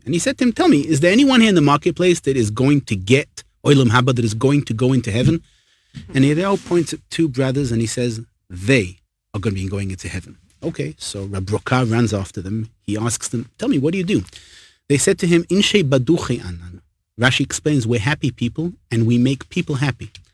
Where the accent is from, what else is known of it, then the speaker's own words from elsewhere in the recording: England, United Kingdom; now in Israel; I'm English